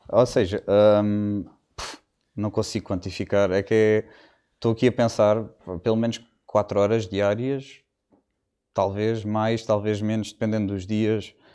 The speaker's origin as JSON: {"language": "Portuguese", "region": "Algarve", "country": "Portugal", "also_born_or_lived": "London", "said": "De tudo, acima de tudo, sou algarvio."}